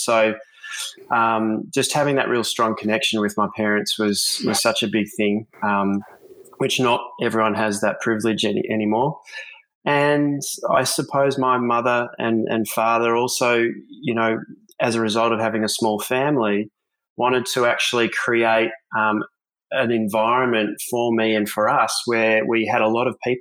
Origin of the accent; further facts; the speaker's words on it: Melbourne, Victoria, Australia; now in Gold Coast, Australia; growing up in Melbourne with my family, I grew up without any siblings.